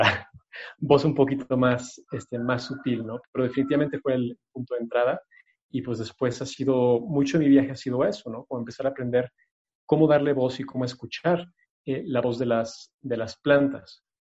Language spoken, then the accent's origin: Spanish; Mexico City, Mexico; yo crecí en la Ciudad de México, pero vivía cerca del bosque